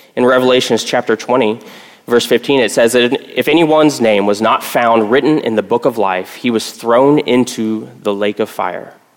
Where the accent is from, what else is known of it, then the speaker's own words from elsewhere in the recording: Texas, United States; I grew up in Texas